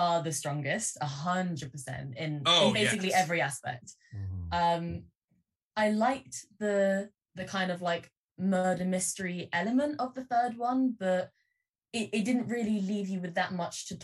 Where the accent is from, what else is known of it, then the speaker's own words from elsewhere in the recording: United Kingdom; especially as a Brit myself